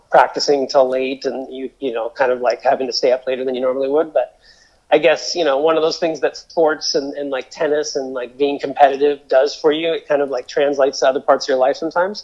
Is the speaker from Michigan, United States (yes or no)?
no; Mercer Island, Washington, United States; growing up on Mercer Island